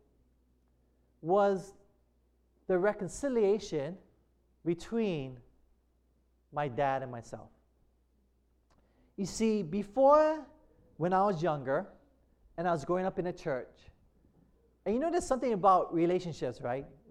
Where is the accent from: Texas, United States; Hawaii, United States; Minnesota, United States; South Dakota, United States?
Hawaii, United States